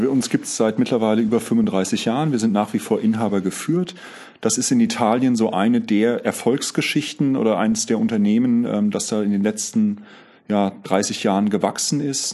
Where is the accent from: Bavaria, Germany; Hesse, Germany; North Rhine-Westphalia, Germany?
Hesse, Germany; Grünberg; moved away as an adult; also born or lived in Lich / Giessen / Zurich; Ich bin in Lich geboren, äh, in Grünberg aufgewachsen, in Gießen äh, Zivi gemacht und studiert